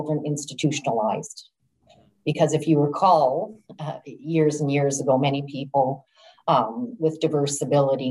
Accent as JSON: {"language": "English", "town": "Kelowna", "region": "British Columbia", "country": "Canada", "tie": "born or raised there", "said": "I was born and raised in Kelowna"}